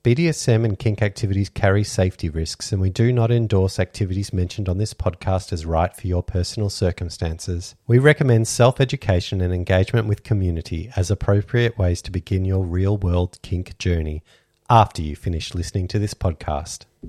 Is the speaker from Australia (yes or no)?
yes; Australia; We're Australian lifestyle kinksters